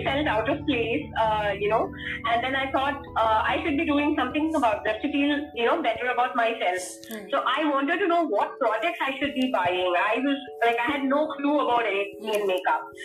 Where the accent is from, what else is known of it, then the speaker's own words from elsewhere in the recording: Chennai, Tamil Nadu, India; moved away as an adult; now in Hyderabad, India; born and brought up in Chennai. I've lived like most of my life there, and then I moved to Hyderabad here.